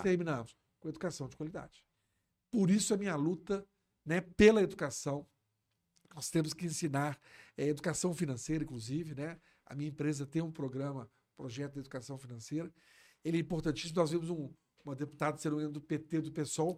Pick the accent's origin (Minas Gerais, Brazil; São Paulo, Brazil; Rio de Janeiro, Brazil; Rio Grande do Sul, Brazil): Minas Gerais, Brazil; Belo Horizonte; Eu tenho um carinho todo especial pela cidade onde eu nasci